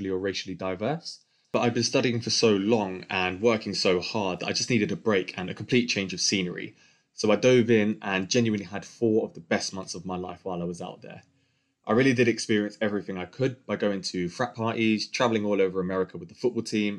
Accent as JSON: {"language": "English", "region": "London", "country": "United Kingdom", "tie": "born or raised there", "said": "born and raised in London with a white English mum and a black Grenadian dad"}